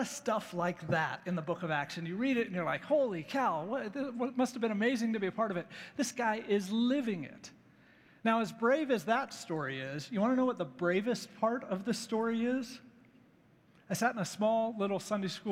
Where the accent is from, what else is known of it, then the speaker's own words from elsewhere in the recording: United States; American Christians